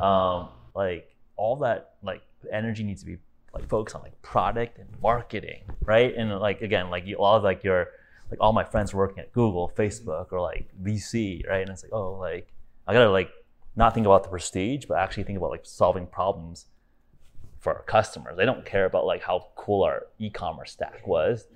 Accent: Los Angeles, California, United States; moved away as an adult; also born or lived in Silicon Valley; now in Miami, United States; I'm originally from California, born and raised in Los Angeles.

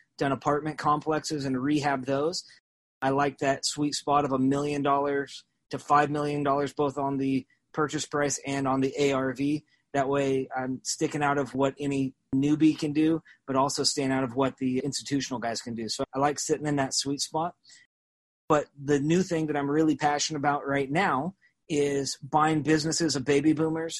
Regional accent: Salem, Oregon, United States; now in Springfield, United States; I grew up in Salem, Oregon, and went to public school

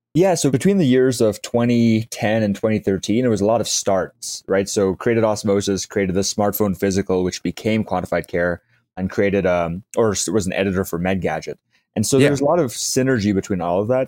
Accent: South Africa; I grew up in South Africa

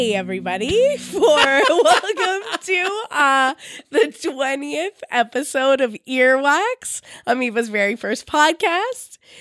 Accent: Bay Area, California, United States; I'm from the Bay Area.

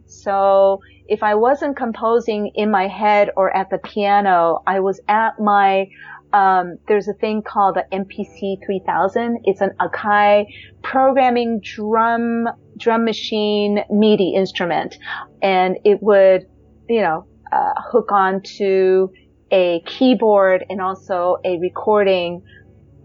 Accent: United States; moved away as an adult; also born or lived in Japan; growing up in America

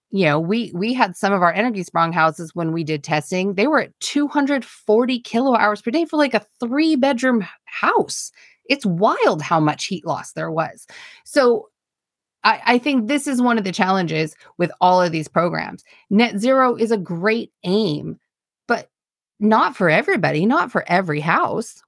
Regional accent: United States; now in United Kingdom; I'm American.

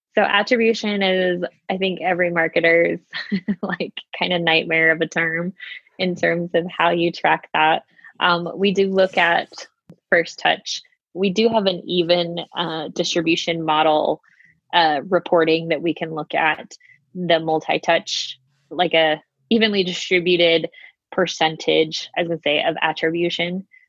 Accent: Utah, United States; I am a Utah native, born and raised in Utah

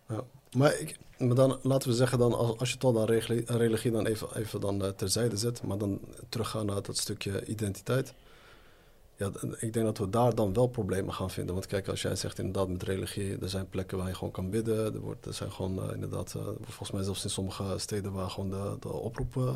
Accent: Netherlands; now in Morocco; toen ik daar in Nederland zat

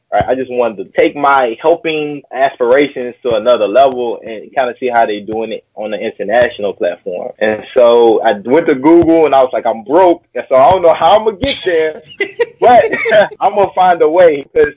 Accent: Nashville, Tennessee, United States; moved away as an adult; also born or lived in Paraguay; now in China; I'm originally born and raised in Nashville, Tennessee, my whole life

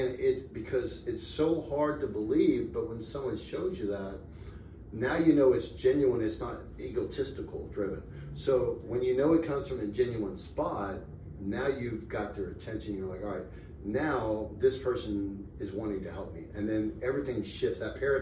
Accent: Tampa, Florida, United States; now in Las Vegas, United States; I live in Las Vegas. I'm from Tampa

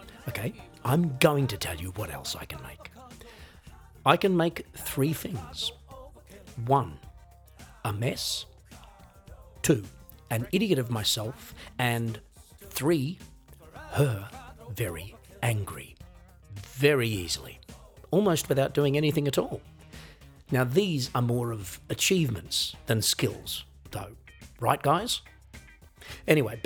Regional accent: Australia; an Australian musician, songwriter, singer, comedian

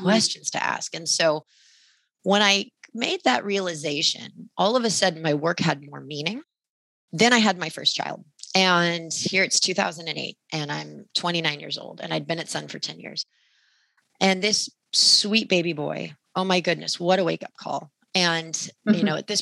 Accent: Sacramento, California, United States; I grew up in Sacramento.

